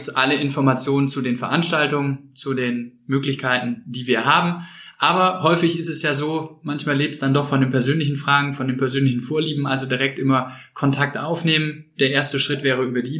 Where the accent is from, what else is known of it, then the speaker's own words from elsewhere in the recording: Cologne, North Rhine-Westphalia, Germany; Als Kölner muss ich jetzt Bier sagen, aber Wein auch gerne.